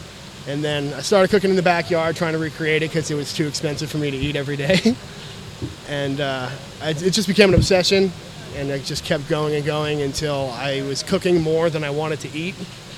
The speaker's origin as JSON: {"language": "English", "region": "New Hampshire", "country": "United States", "tie": "born or raised there", "also_born_or_lived": "Maine", "moved": "as an adult", "lives_now": "Austin, United States", "said": "I grew up in New Hampshire. Then I went to college in Maine, and I got my bachelor's degree there."}